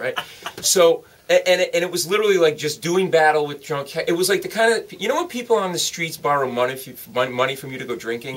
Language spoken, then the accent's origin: English; Rhode Island, United States; moved away as an adult; also born or lived in New York City; now in New York, United States; I grew up in Rhode Island, but I ended up in New York actually as a lawyer before.